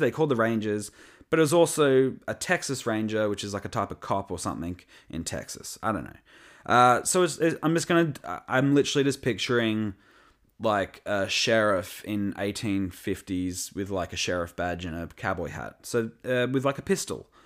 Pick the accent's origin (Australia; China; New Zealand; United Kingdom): Australia; I'm from Australia